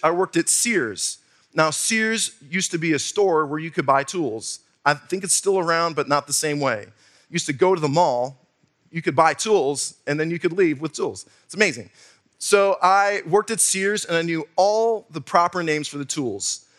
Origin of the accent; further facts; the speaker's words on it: Wisconsin, United States; moved away; also born or lived in southwestern Virginia; I'm from Wisconsin. We have dirt up there.